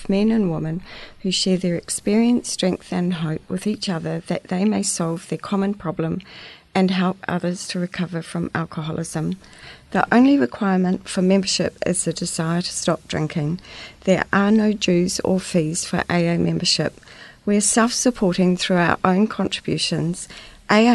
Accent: Christchurch, Canterbury, New Zealand; also born or lived in Dunedin; I pretty much grew up in Christchurch

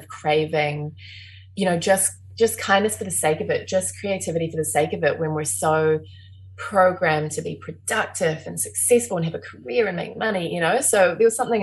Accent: Nelson, New Zealand; also born or lived in Lyall Bay, Wellington; now in Wellington, New Zealand; I grew up in Nelson and I had a lot of access to the outdoors

